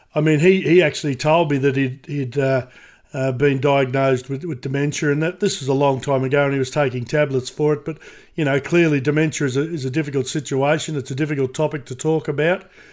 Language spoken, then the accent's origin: English; Queensland, Australia; now in Sydney, Australia; I'm from Queensland, but been lived in Sydney for a long time